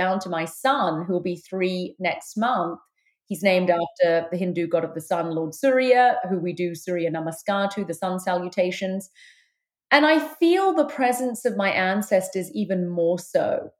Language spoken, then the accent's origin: English; London, United Kingdom; moved away; I was born in London, the United Kingdom. I've lived in four countries, but that's where I've spent the vast part of my life. I'm of Sri Lankan Tamil heritage.